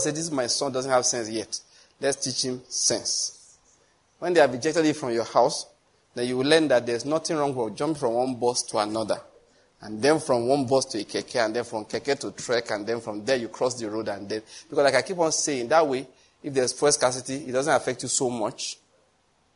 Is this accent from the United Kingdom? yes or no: no; Nigeria; I came from Nigeria